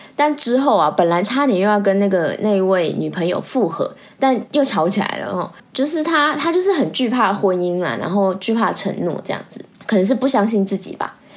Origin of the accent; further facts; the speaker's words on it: Taiwan; 我们台湾人